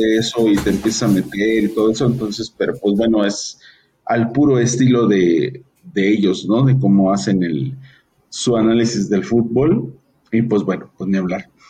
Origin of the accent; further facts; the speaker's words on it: Mexico; como mexicanos